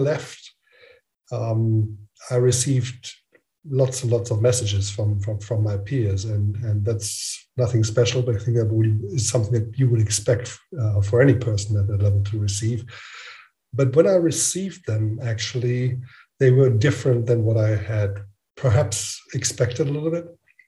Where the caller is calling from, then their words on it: Frankfurt, Hesse, Germany; I'm calling in from Frankfurt in Germany.